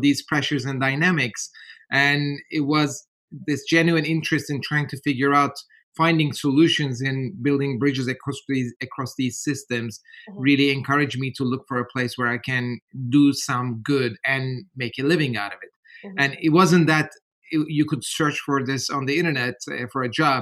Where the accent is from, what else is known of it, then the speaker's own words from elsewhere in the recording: Ankara, Turkey; moved away; I was born and raised in Turkey, in Ankara